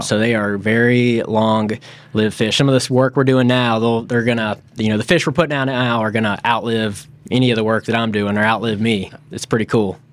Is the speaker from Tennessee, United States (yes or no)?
yes; Memphis, Tennessee, United States; moved away as an adult; also born or lived in Florida; I grew up in Memphis, Tennessee.